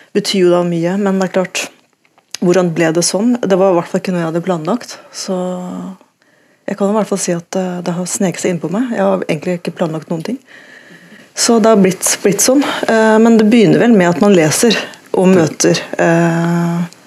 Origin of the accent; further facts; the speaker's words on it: Tønsberg, Vestfold, Norway; also born or lived in Oslo; jeg ikke er født i Tønsberg, men eh, i Oslo, men jeg vokste opp i Tønsberg